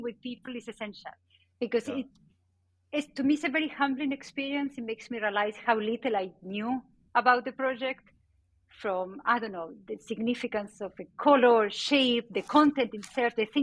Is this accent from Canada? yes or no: no; Argentina; born or raised there; English is a second language; moved away as an adult; also born or lived in Spain